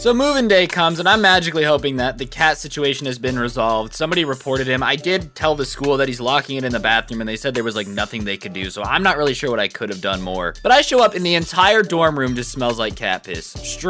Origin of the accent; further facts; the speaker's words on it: South Korea; I'm here for the summer since I'm from Korea.